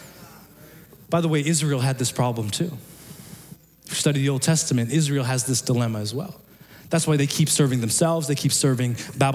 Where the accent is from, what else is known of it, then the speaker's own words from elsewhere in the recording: Pakistan; moved away; I'm from Pakistan